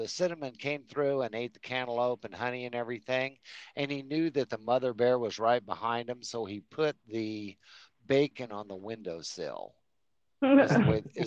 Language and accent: English; Colorado, United States; now in Oklahoma, United States; I'm born and raised in Colorado